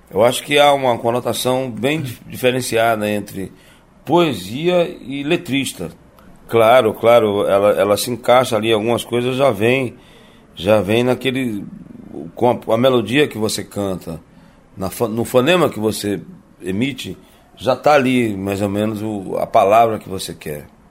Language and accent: Portuguese; Teresina, Piauí, Brazil; also born or lived in União, Piauí; now in Rio de Janeiro, Brazil; Eu nasci em Teresina, né? Isso já é, já é sabido. E lá minha família é muito musical até hoje.